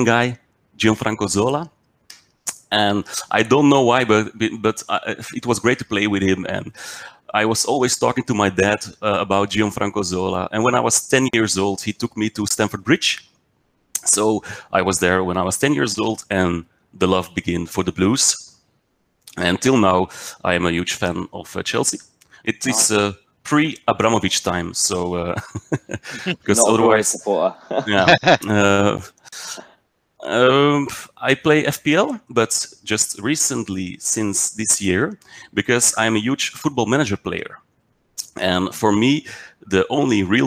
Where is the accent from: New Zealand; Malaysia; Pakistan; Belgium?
Belgium; also born or lived in Mechelen; I'm from Belgium. I live in Mechelen.